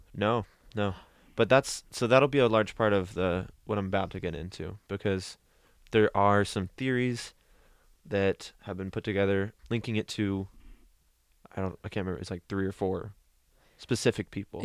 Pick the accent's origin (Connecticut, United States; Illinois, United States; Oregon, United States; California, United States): Oregon, United States; Newberg; in my hometown